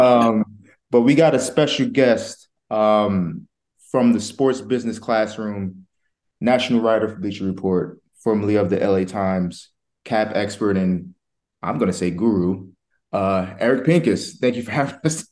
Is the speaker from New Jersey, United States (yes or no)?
yes; New Jersey, United States; I'm from Jersey